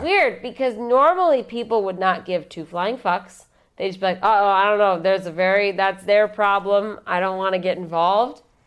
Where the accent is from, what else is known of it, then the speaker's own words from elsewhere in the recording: Chicago, Illinois, United States; I'm from Chicago